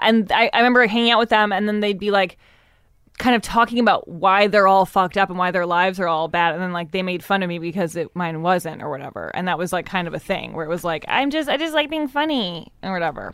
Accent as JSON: {"language": "English", "town": "Evanston", "region": "Illinois", "country": "United States", "tie": "born or raised there", "said": "I grew up in Evanston"}